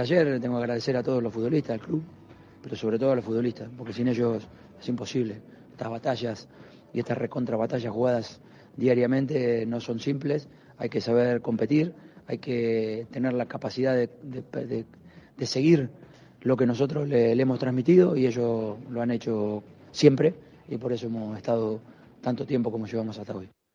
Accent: Argentina; now in Madrid, Spain; yo soy argentino

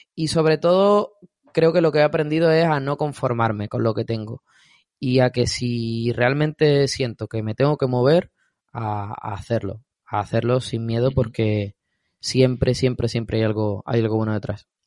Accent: Andalusia, Spain; soy andaluz

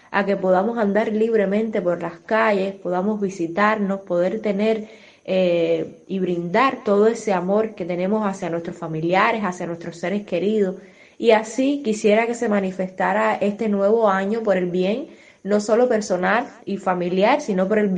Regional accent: Cuba; ¿Qué te puedo decir ahora, además de como médico, como mujer cubana, como gestante, pues eh, está creciendo una nueva vida dentro de mí?

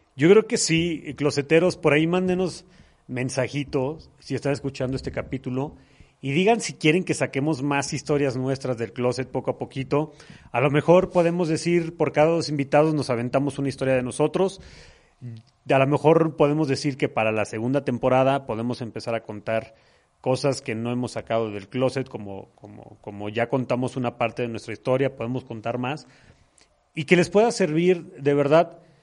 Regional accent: Mexico; Como macho mexicano mal educado

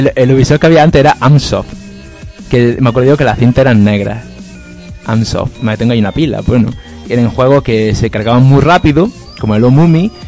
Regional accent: Maracena, Andalusia, Spain; aquí en Maracena, en el pueblo había también un salón recreativo, estaba enfrente del colegio

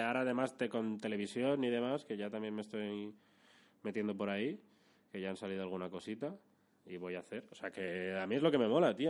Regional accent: Madrid, Community of Madrid, Spain; Yo soy de Madrid capital, eh, sí, sí. O sea, encima nací

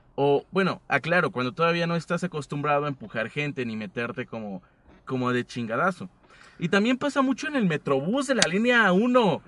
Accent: State of Mexico, Mexico; yo soy del Estado de México.

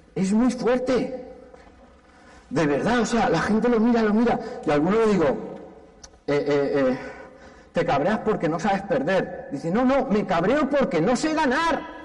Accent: Valencia, Valencian Community, Spain; Y yo soy valenciano.

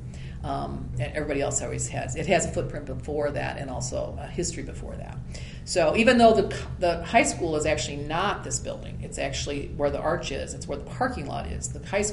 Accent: Illinois, United States; moved away as an adult; I was born to people in Illinois, and I didn't like the cornfields

